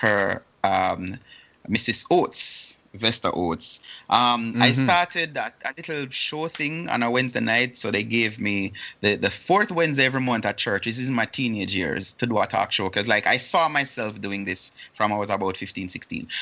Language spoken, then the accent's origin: English; Port Antonio, Portland, Jamaica; moved away as an adult; now in Columbus, United States; in my hometown, which is Port Antonio